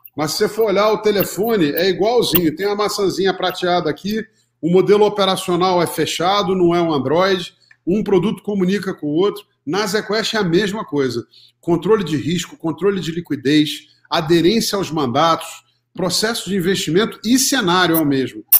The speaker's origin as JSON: {"language": "Portuguese", "region": "Rio de Janeiro", "country": "Brazil", "moved": "as an adult", "lives_now": "São Paulo, Brazil", "said": "sou carioca, economista formado pela PUC do Rio, é, me formei em 1990 e logo em 91 é, mudei para São Paulo"}